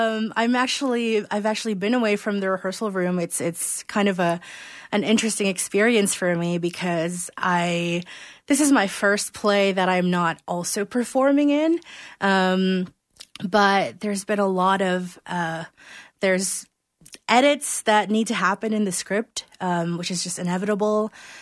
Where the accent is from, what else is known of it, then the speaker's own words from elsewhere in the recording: Philippines; now in Calgary, Canada; I was born and raised in the Philippines